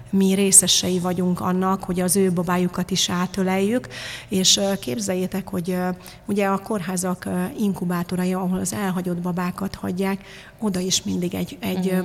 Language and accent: Hungarian; Târgu Mureș, Mureș County, Romania; now in Hungary; én Marosvásárhelyen születtem, ott egy picit valahogy pozitívabbak az emberek